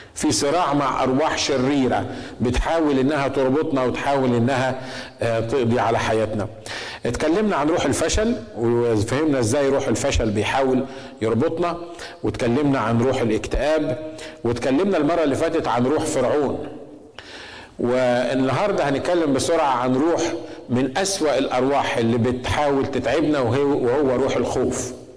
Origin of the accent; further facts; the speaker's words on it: Egypt; عندنا في مصر